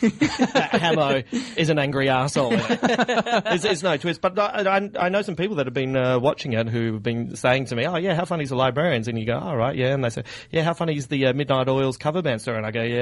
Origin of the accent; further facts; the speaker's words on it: Adelaide, South Australia, Australia; moved away; I'm originally from Adelaide